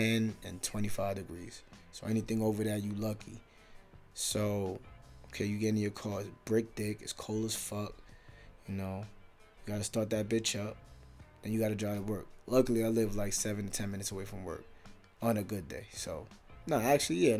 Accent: New York, United States; moved away as an adult; now in South Dakota, United States; I'm from New York

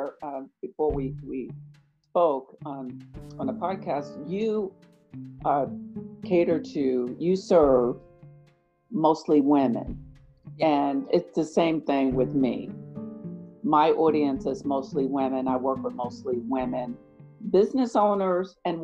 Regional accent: New York, United States; now in Charlotte, United States; Originally born and raised in New York.

